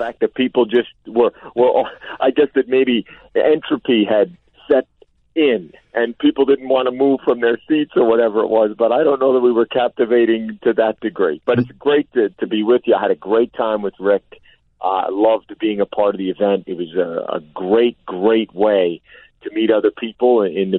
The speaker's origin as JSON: {"language": "English", "region": "suburban New Jersey", "country": "United States", "tie": "born or raised there", "also_born_or_lived": "Brooklyn, New York", "said": "despite the fact that I was born in Brooklyn, how sheltered I think I was growing up in suburban New Jersey"}